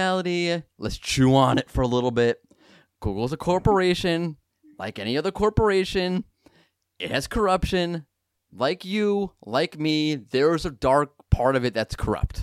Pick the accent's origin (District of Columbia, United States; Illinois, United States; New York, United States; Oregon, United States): New York, United States; moved away; We're both from New York originally, big Yankees fans